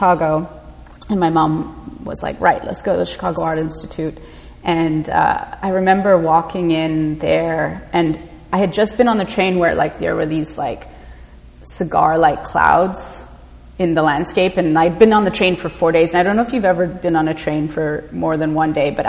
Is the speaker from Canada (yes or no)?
yes; Vancouver, British Columbia, Canada; growing up in Vancouver